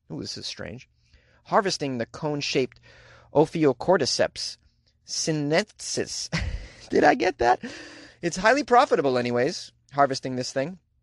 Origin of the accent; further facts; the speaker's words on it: Boston, Massachusetts, United States; accent: Boston; That's how we say it in Boston.